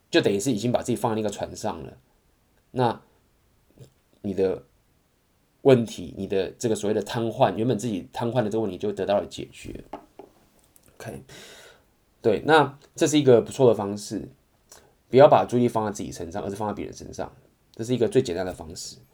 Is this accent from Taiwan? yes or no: yes; Taiwan; moved away; OK，然后我是台湾人，然后我刚好第一天来到了这个地方